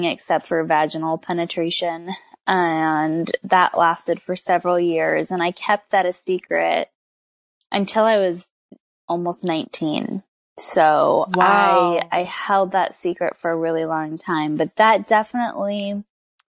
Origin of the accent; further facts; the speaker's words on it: Southern California, United States; I grew up in Southern California. So I'm a Southern California native, born and raised.